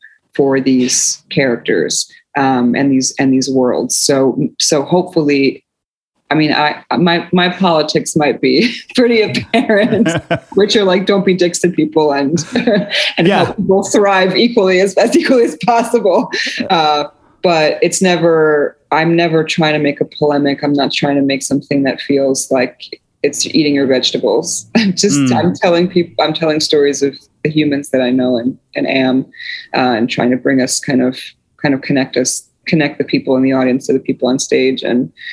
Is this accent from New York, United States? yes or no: no; New Jersey, United States; also born or lived in Poland; when I came to America, I grew up in a largely multicultural immigrant neighborhood in working class neighborhood in North Jersey